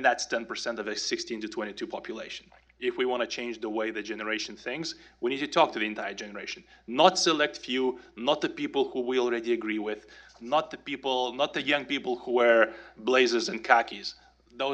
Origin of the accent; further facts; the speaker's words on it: Lithuania; moved away as an adult; now in Atlanta, United States; Well, now I live in Atlanta, Georgia, but I was born and raised in Lithuania on the wrong side of the Iron Curtain